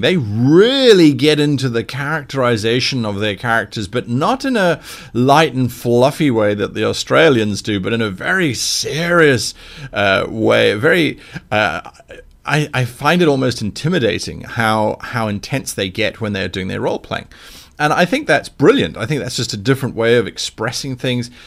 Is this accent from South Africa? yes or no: yes; South Africa; now in United Kingdom; a South African